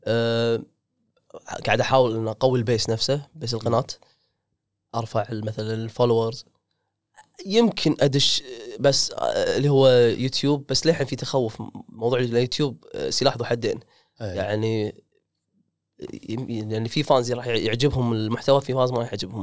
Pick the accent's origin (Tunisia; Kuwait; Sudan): Kuwait; عندنا بالكويت